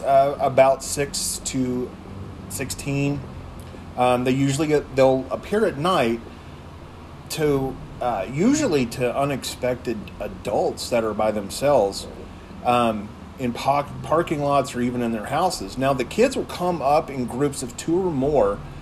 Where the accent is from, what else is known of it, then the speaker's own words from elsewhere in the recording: Texas, United States; moved away; my home state of Texas.